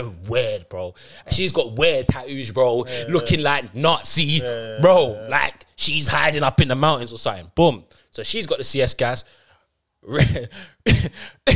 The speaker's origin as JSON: {"language": "English", "region": "London", "country": "United Kingdom", "said": "I'm from Peckham"}